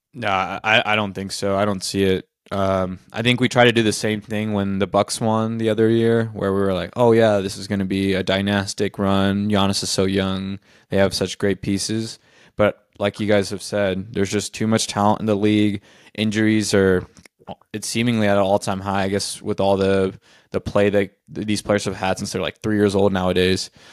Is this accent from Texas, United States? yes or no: yes; Austin, Texas, United States; I grew up in Austin